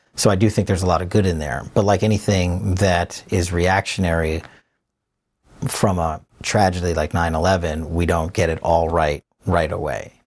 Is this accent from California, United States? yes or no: no; New York, United States; moved away; also born or lived in Richmond, Virginia; being a New Yorker